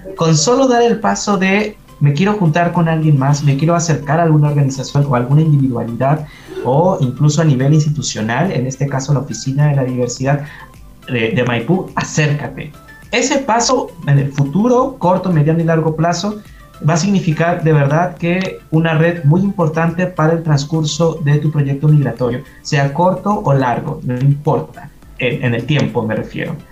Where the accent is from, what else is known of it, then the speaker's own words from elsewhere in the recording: Mexico; now in Chile; soy de México